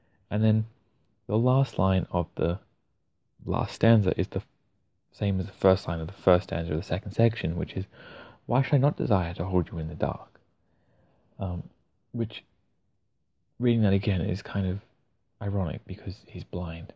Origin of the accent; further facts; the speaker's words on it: Australia; I'm Australian